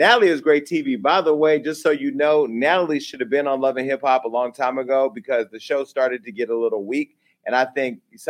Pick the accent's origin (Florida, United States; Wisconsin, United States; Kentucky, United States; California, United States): California, United States; Stockton; Sutter Street is my hometown, Stockton. You know, I always represent.